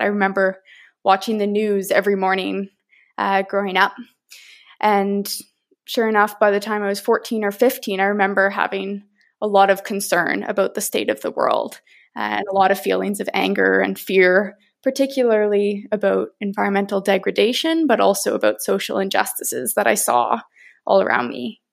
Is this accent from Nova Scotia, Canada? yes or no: yes; Nova Scotia, Canada; moved away as an adult; now in Victoria, Canada; I grew up in Mi'kmaq territory on the beautiful East Coast uh, in Nova Scotia